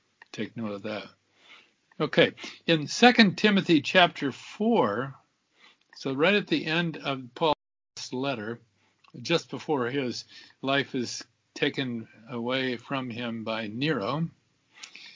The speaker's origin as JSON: {"language": "English", "region": "Southern Oregon", "country": "United States", "tie": "born or raised there", "said": "I grew up in Southern Oregon"}